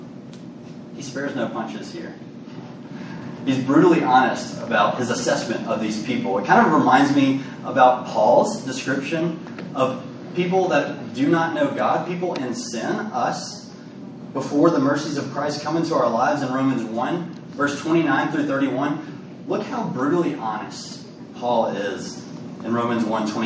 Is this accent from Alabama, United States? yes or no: yes; Birmingham, Alabama, United States; now in Jonesboro, United States; I grew up in Birmingham, Alabama, so we were a little closer to the beach than we are now in Jonesboro